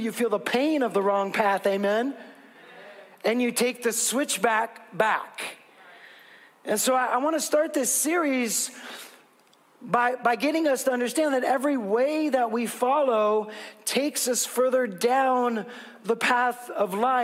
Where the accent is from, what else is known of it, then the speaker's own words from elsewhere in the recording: West Coast, United States; I'm from the West Coast.